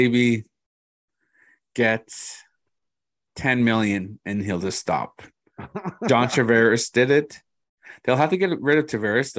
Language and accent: English; Moose Cree, Ontario, Canada; I'm from Moose Cree. It's my home res.